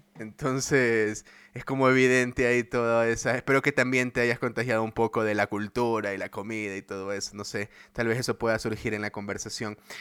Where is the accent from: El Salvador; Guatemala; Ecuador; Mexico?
Ecuador; en Ecuador, en mi país